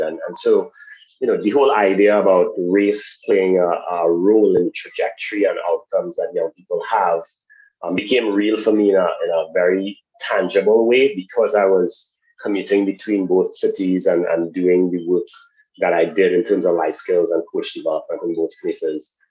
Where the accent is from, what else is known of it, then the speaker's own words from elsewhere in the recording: Trinidad & Tobago; moved away; also born or lived in United States; I'm originally from Trinidad and Tobago.